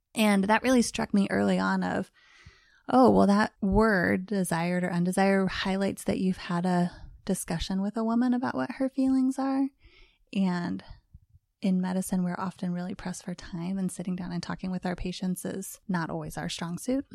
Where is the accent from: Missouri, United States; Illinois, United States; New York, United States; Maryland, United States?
Missouri, United States; moved away; We are in my home right now in Parkville, Missouri, um, which is not too far where I grew up. I'm a native Missourian